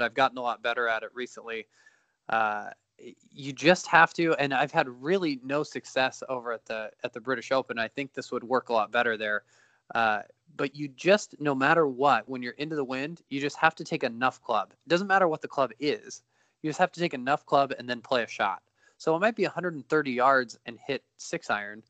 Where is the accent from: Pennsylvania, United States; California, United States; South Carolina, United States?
California, United States; Beaumont; also born or lived in Idyllwild, California / Riverside, California; growing up in Beaumont, which is between Riverside, where I went to school, and Palm Desert